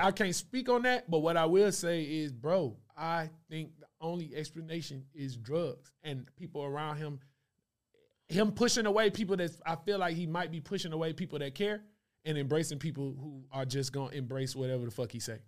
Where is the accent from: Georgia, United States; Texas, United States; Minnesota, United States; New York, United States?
Georgia, United States; Stone Mountain; I'm from Stone Mountain, Lithonia, right next to it